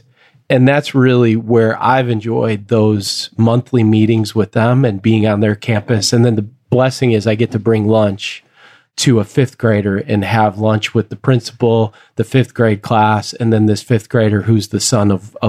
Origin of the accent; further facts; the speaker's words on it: San Jose, California, United States; What I've found really joyful this year is a school that's in my hometown of San Jose, where I get to work